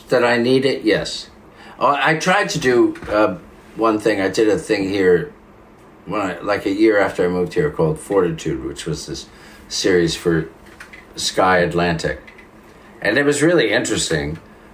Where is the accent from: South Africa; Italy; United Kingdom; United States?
Italy; accent: Italian; English is a second language; So there are times, even when I hear my own Italian accent, I go, oh, no.